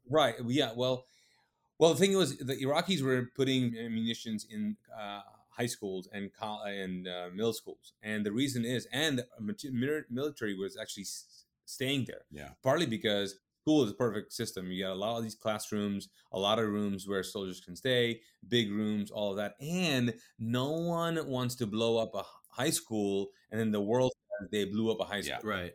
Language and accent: English; Kuwait; also born or lived in Pakistan (ancestry); now in United States; I'm Pakistani. Um, uh, my parents are Pakistani. They moved to Kuwait. I was born and raised in the Middle East in Kuwait